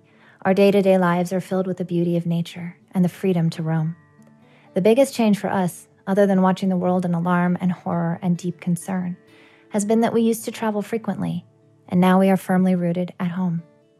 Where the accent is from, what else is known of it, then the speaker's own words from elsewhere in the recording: British Columbia, Canada; I have an eclectic geographic background, but in my heart and soul, I'm from British Columbia on the rugged and beautiful west coast of Canada. This is where I live and make my home.